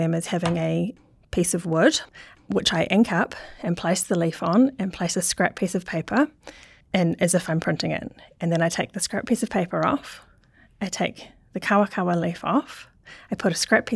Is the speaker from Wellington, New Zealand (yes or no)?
no; Auckland, New Zealand; My family are all Scottish, well, not all of them, but a lot of them, and I grew up in Auckland